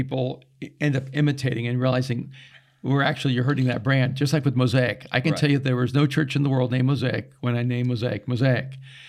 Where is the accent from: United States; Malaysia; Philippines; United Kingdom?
United Kingdom; realized without even knowing it, I'm up there, you know, being British.